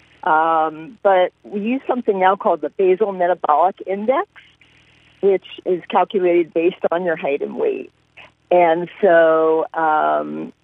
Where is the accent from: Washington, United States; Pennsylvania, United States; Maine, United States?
Pennsylvania, United States; Philadelphia; moved away as an adult; also born or lived in Des Moines, Iowa / Paterson, New Jersey / Texas / Kansas; I grew up in Philadelphia